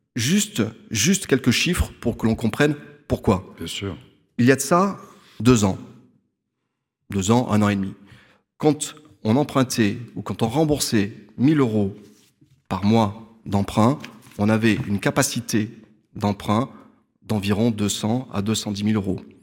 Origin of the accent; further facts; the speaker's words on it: Limoges, Nouvelle-Aquitaine, France; je suis né à Limoges, j'ai fait mes études à Limoges, j'exerce à Limoges et je vis à Limoges